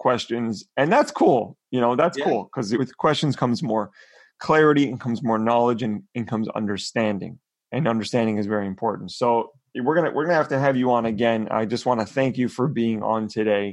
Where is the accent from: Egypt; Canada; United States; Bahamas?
Canada; as Canadians